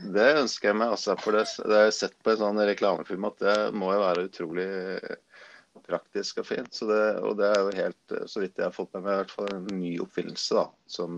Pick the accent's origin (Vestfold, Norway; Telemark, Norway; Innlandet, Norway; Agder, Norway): Innlandet, Norway; Gjøvik; moved away as an adult; also born or lived in Østerdalen; now in Lillehammer, Norway; Jeg er jo født og oppvokst på Gjøvik